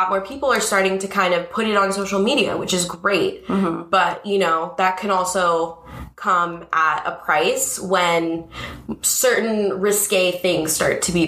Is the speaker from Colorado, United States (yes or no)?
no; Los Angeles, California, United States; I grew up in Woodland Hills in the Valley, so not far from here